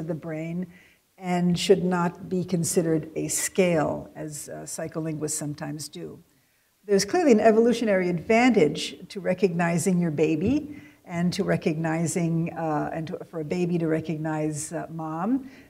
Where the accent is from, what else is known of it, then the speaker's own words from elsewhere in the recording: West Coast, United States; because we're from the West Coast, and we can't tell them apart